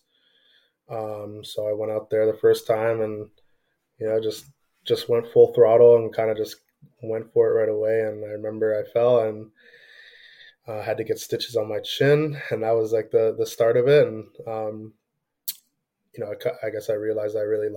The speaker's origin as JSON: {"language": "English", "town": "Toronto", "region": "Ontario", "country": "Canada", "also_born_or_lived": "Scarborough, Ontario", "said": "I'm from Toronto"}